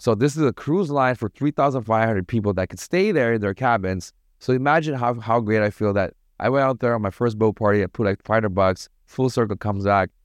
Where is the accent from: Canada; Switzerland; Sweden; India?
Canada; Toronto, Ontario; moved away as an adult; also born or lived in Sri Lanka / Paris, France / Montreal, Canada; now in Bali, Indonesia; I grew up in Toronto.